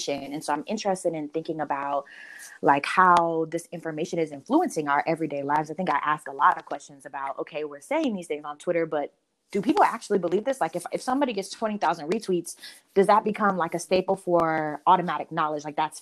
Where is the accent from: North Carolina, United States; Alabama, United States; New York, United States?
North Carolina, United States; moved away; also born or lived in Midwest; I'm from North Carolina. I'm a Southerner. I love being in the Midwest and telling people I'm a Southerner.